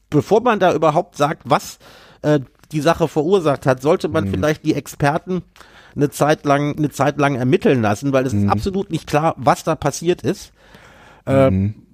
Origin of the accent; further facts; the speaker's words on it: Berlin, Germany; Ich muss mich bei euch entschuldigen, dass ich meine Heimatstadt diesmal verteidigt habe, aber das tue ich, das tue ich mit Überzeugung.